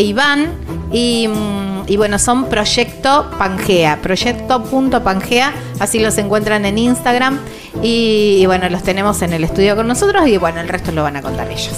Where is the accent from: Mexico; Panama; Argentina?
Argentina; Villa Constitución, Santa Fe; son de mi ciudad